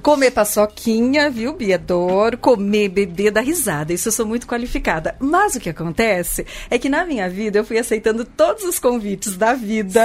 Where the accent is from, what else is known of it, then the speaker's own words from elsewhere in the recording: Pirassununga, São Paulo, Brazil; accent: caipira; moved away; Eu sou de Pirassununga, terra da pinga.